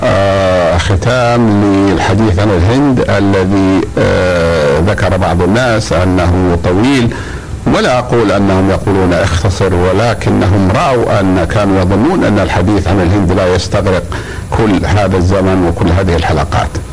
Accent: Saudi Arabia; عندنا في المملكة العربية السعودية

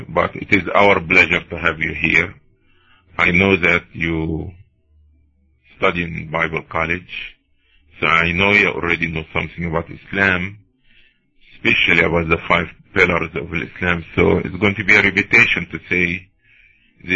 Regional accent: Cairo, Cairo Governorate, Egypt; now in United States; I'm originally from Cairo, Egypt

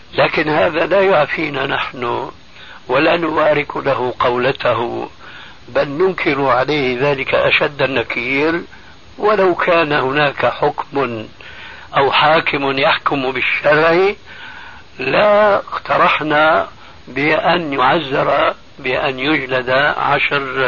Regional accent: Syria; عندنا في سوريا

